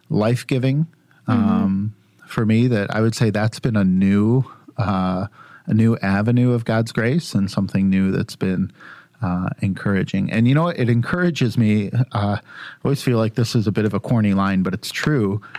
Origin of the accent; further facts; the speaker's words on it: Sterling Heights, Michigan, United States; Yeah, I grew up in Sterling Heights, so I'd take that.